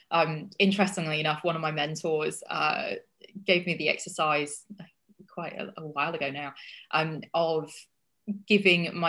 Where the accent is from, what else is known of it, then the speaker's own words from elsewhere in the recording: Yorkshire and the Humber, United Kingdom; also born or lived in Australia / United States; odd accent because I've lived in Australia and I've lived in America and I've lived in England and I'm from Yorkshire in in England, which has got they have a really strong accent there.